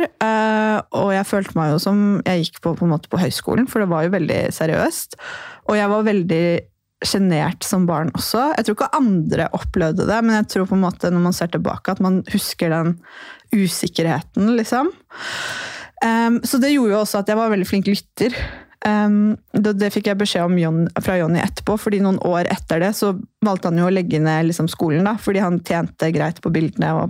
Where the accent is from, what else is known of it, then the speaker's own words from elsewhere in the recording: Porsgrunn, Telemark, Norway; Og vi to vi er jo fra samme sted. Ja. Vi er fra Porsgrunn.